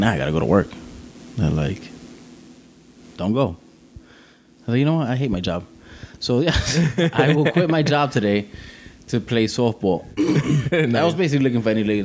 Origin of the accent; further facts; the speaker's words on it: New York City, New York, United States; growing up in Brooklyn